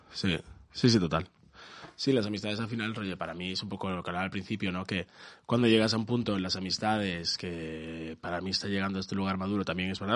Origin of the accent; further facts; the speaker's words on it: Galicia, Spain; soy gallego aquí